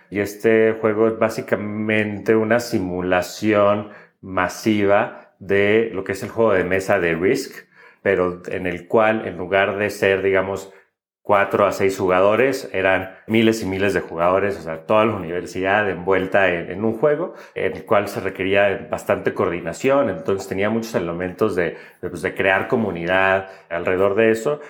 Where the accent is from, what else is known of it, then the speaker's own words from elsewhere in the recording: Monterrey, Nuevo León, Mexico; moved away as an adult; yo nací y crecí en, en Monterrey